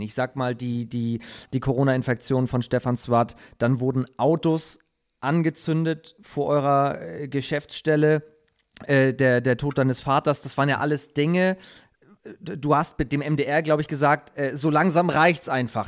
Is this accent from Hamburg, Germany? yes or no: yes; Hamburg, Germany; ich als Hamburger